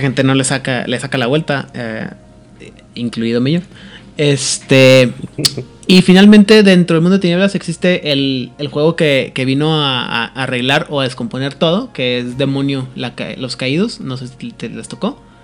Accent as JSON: {"language": "Spanish", "town": "Ciudad Juárez", "region": "Chihuahua", "country": "Mexico", "said": "yo quiero mucho mi tierra, ¿no? Pero en Juárez"}